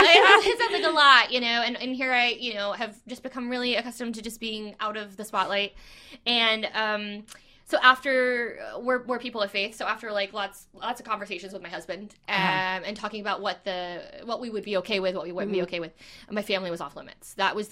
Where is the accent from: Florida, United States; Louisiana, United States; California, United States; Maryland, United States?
Florida, United States; Ruskin; Ruskin, Florida.